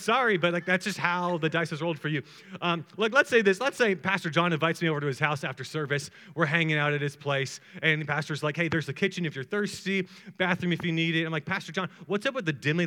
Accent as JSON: {"language": "English", "town": "Atlanta", "region": "Georgia", "country": "United States", "said": "I'm from Atlanta, Georgia, and I am married"}